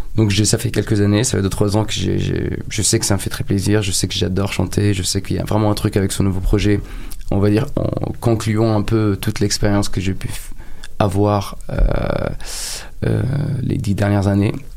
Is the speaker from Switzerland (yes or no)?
no; Egypt; moved away as an adult; now in France; j'ai grandi en Égypte et je me suis construit en France.